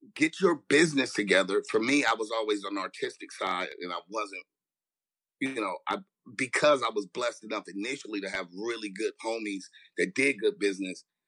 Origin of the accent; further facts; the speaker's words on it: Los Angeles, California, United States; I grew up in Watts